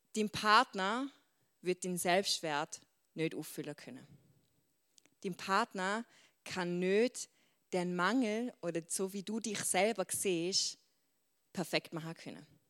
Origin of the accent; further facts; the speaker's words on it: Switzerland; accent: Swiss German; Schweizerdeutsch, mein Dialekt